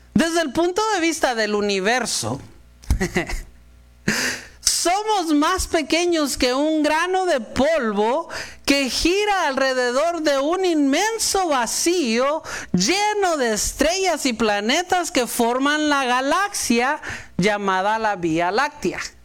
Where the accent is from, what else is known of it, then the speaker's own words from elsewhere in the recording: Mexico; Si yo como buen mexicano